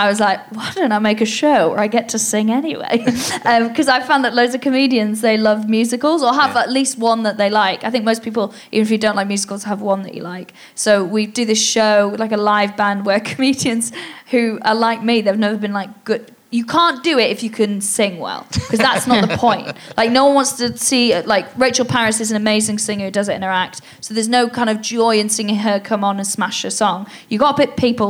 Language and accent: English; Welsh, Wales, United Kingdom; I'm Welsh